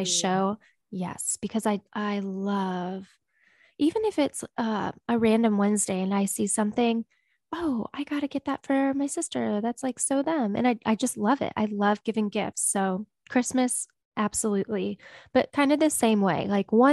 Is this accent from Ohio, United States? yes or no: yes; Ohio, United States; now in Nashville, United States; growing up in Ohio